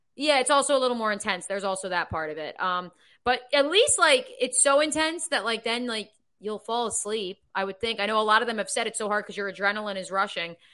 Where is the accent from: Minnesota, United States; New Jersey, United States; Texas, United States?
New Jersey, United States; Freehold; moved away as an adult; also born or lived in Ithaca, New York / Midwest; my hometown of Freehold, New Jersey